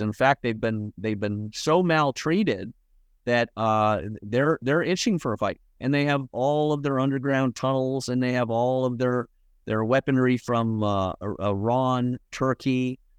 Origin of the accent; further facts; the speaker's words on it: Scotland, United Kingdom; When I was born in Scotland with Scottish family